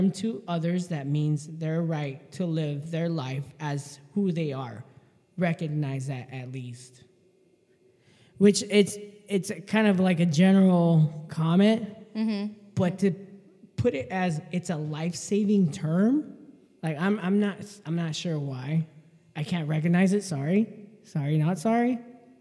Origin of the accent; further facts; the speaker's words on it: El Paso, Texas, United States; I grew up in Central side of Paso.